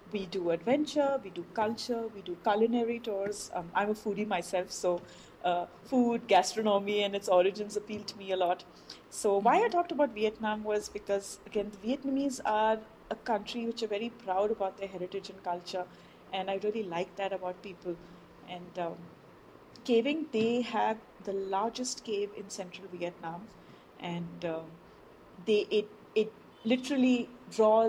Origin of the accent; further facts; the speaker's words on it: India; we are very consciously as Indians